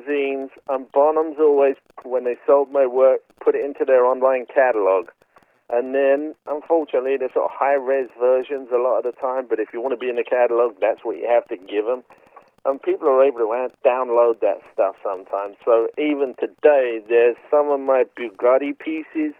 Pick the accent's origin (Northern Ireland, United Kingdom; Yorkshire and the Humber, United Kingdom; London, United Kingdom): London, United Kingdom; moved away as an adult; now in Chico, United States; I'm a guy from London. We haven't got much sand there.